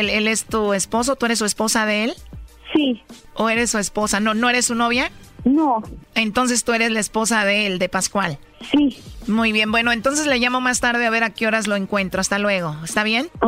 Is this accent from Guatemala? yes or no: yes; Guatemala; moved away; yo soy de Guatemala, pero cerca